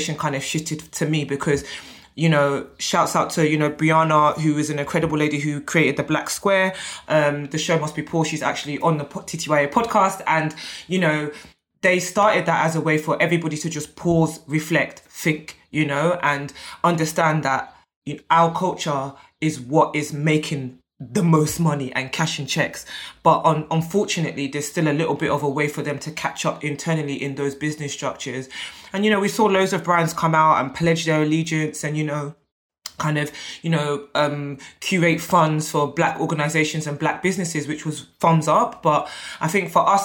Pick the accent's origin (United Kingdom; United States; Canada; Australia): United Kingdom; I'm British-born Nigerian